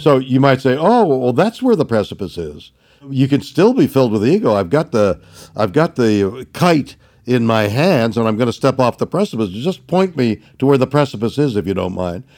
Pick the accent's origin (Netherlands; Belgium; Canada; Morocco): Canada; Montreal, Quebec; I was brought up in Montreal, Canada